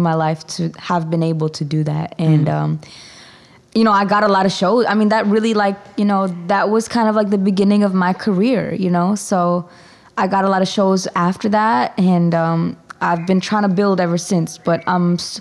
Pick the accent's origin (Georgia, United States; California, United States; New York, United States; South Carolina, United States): New York, United States; Stony Brook; now in Harlem, New York, United States; growing up in Stony Brook and being a person of color